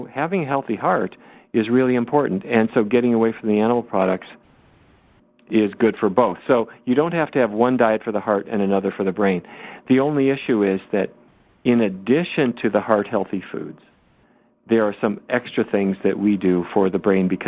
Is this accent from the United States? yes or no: yes; Fargo, North Dakota, United States; When I was growing up in Fargo, North Dakota